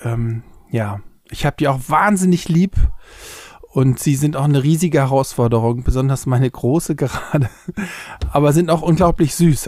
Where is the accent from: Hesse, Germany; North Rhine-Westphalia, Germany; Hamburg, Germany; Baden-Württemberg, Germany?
Hamburg, Germany; now in Berlin, Germany; aufgewachsen in Hamburg-Poppenbüttel